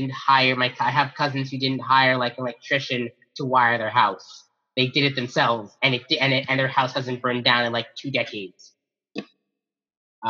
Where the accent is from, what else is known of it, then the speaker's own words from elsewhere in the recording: Mississauga, Ontario, Canada; my hometown of Mississauga, Ontario